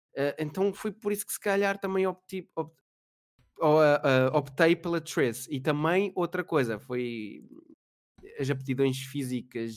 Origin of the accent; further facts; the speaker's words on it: Mem Martins, Lisbon, Portugal; moved away; eu sou do Meio Martins